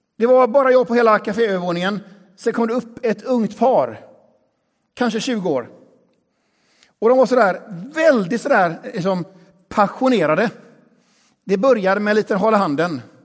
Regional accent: Västra Götaland, Sweden; har min bakgrund i den här kyrkan. Här är jag uppvuxen

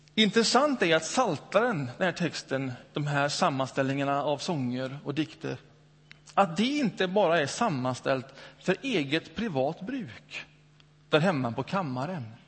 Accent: Öckerö, Västra Götaland, Sweden; moved away; Min tonårsperiod upp, upp, växte jag upp ute på Öckerö i Göteborgs norra skärgård. Några år där.

